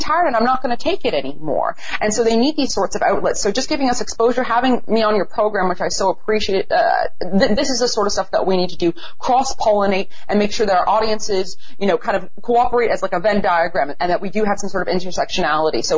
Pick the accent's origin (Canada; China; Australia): Canada; as a Canadian citizen and a taxpayer